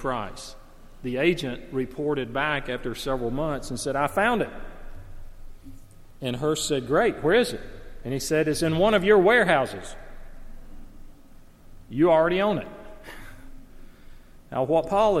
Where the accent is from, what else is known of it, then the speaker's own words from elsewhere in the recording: the South, United States; I grew up in the South